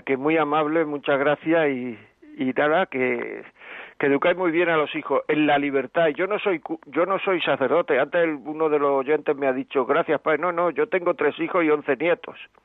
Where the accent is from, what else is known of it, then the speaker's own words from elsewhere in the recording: Granada, Andalusia, Spain; soy de Granada.